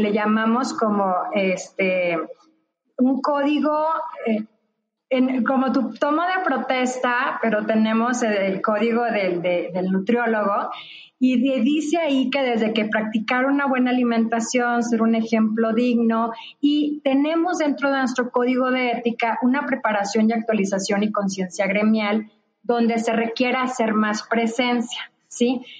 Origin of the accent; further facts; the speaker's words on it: northern Mexico, Mexico; also born or lived in Nuevo León; soy del norte